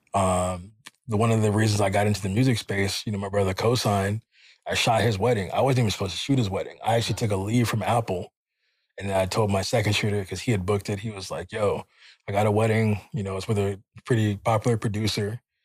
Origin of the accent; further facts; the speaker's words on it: Jamaica; I'm Jamaican.